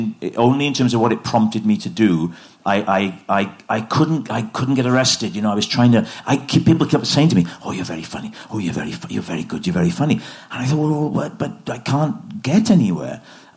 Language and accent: English; Port Talbot, Wales, United Kingdom; I grew up in Port Talbot, and I was very naive. You know, I didn't grow up quick. I grew up slowly, and I was the oldest sibling.